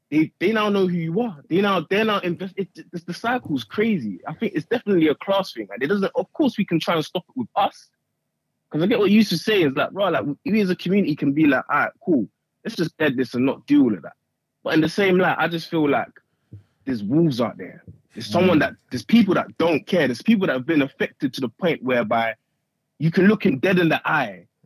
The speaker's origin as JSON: {"language": "English", "country": "Nigeria", "said": "I'm from Nigeria. So I was gonna say, I didn't come here to do all of that."}